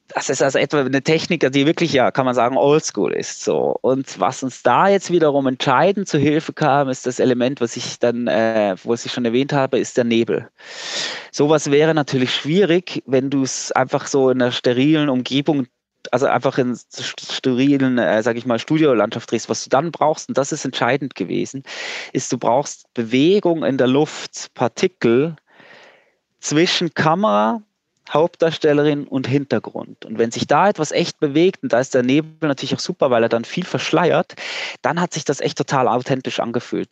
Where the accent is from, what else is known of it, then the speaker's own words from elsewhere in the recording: Switzerland; Ich bin Schweizer, ich äh, kenne die Schweizer Berge gut